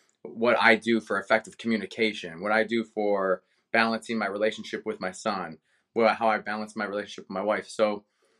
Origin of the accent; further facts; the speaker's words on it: Cleveland, Ohio, United States; moved away; born and raised in Cleveland